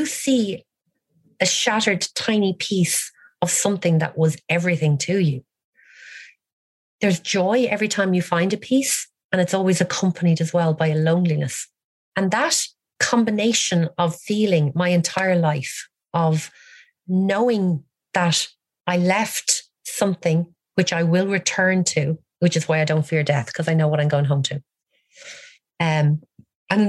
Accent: Ireland; as an Irish woman

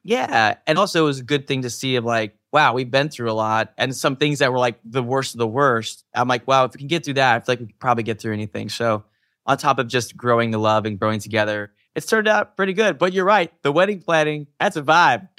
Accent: Utah, United States; I grew up in Utah, which is a specific type of community.

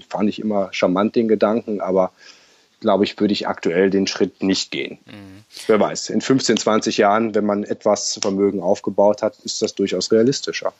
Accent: Germany; moved away as an adult; now in Sydney, Australia; als Deutscher sehr, sehr pünktlich ist. Ich habe das, glaube ich, von klein auf gelernt

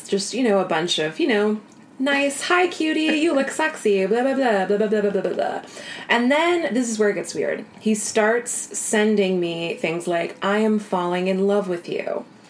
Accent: Iowa, United States; I had a little small class in my hometown in Iowa about how to grow your Instagram following.

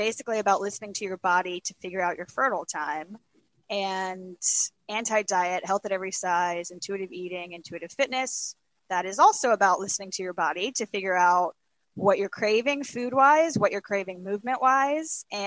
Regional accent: Alabama, United States; moved away as an adult; also born or lived in Los Angeles; now in Lexington, United States; I'm originally from Alabama. I spent some time in Los Angeles, but really I've spent most of my life in Alabama, and then now here in Lexington, Kentucky

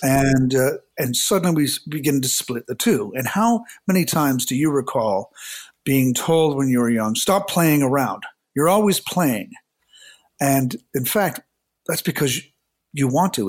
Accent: Hamilton, Ontario, Canada; moved away; also born or lived in Toronto; I was from a small city outside of Toronto, Hamilton

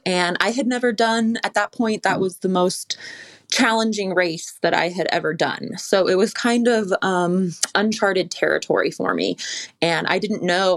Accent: California, United States; I grew up in the Lake Tahoe area

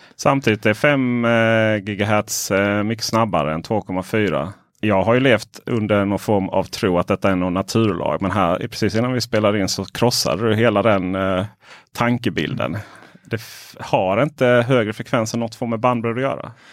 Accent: Ronneby, Blekinge, Sweden; moved away; hem till mitt, eh, där jag växte upp, eh, Blekinge, Ronneby.

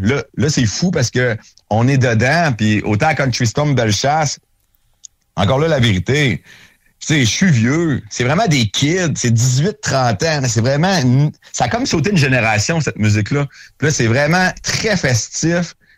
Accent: Saint-Étienne, Quebec, Canada; c'est chez nous à Saint-Étienne

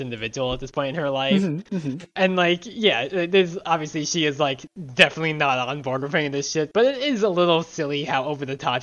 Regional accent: Long Island, New York, United States; growing up on Long Island

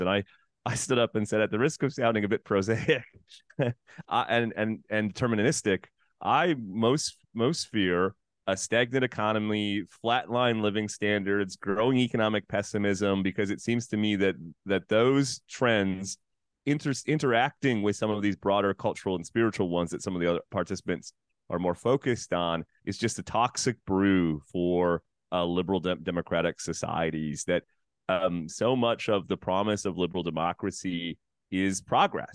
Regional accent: Canada; as a Canadian

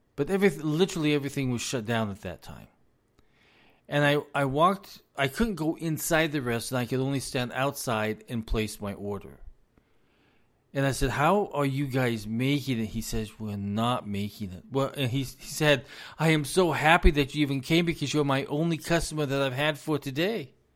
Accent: United States; I am an American citizen

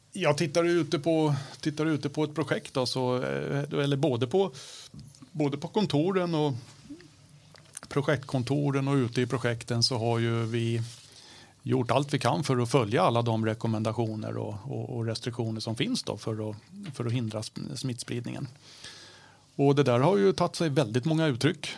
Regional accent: Stockholm, Stockholm County, Sweden; accent: Stockholm dialect; jag pratar stockholmska

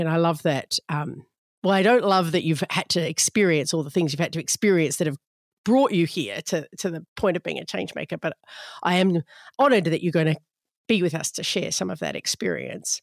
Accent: Australia; my home country, Australia

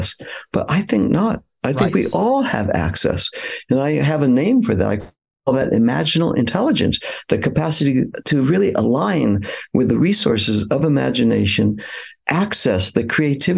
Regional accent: Los Angeles, California, United States; I grew up in California, in the San Fernando Valley suburb of Los Angeles

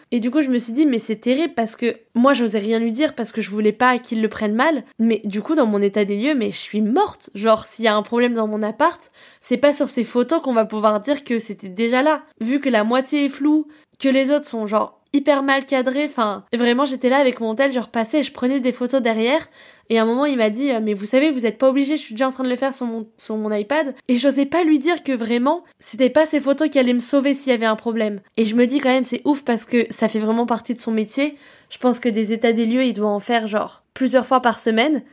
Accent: Paris suburbs, Île-de-France, France; also born or lived in New York; now in Paris, France; chez moi dans ma ville en banlieue

